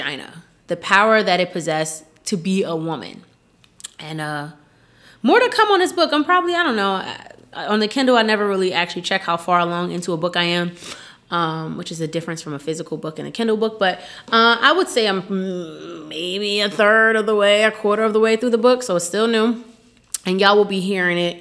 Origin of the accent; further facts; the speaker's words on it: Newark, New Jersey, United States; I'm from Newark, New Jersey, and there was just always some shit going on when I was in high school